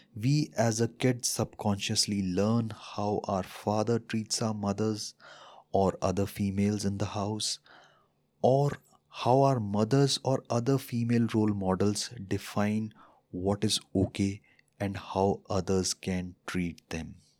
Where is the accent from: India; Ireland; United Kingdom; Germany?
India; as an Indian